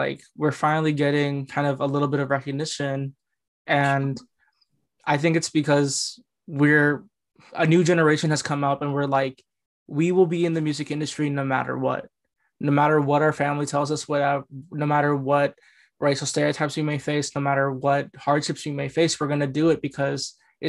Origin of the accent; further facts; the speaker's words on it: Bay Area, California, United States; I grew up in the Bay Area, Asians are everywhere. Like I went to a predominantly Asian high school